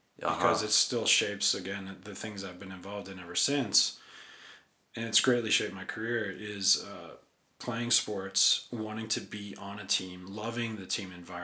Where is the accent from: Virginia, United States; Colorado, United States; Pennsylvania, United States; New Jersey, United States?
Pennsylvania, United States; Philadelphia; I grew up in and around Philadelphia